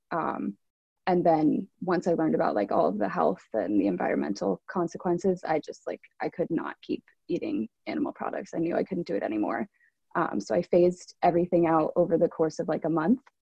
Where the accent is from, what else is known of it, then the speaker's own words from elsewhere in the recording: New York City, New York, United States; I'm from Brooklyn, New York